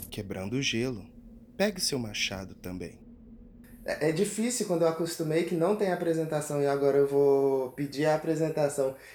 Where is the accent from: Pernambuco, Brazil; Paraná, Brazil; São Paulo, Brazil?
Pernambuco, Brazil; Araçoiaba; moved away as an adult; also born or lived in Recife / Mineiros, Goiás / Jataí, Goiás; now in Goiás, Brazil; eu sou pernambucano, goiano de coração, eu sou de Recife, Pernambuco, cara, e vim pra Goiás ali finalzinho de 2010